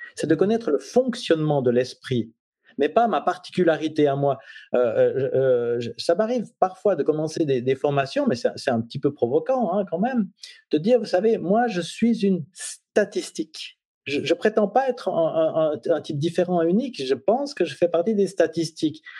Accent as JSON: {"language": "French", "country": "Switzerland", "said": "je suis suisse"}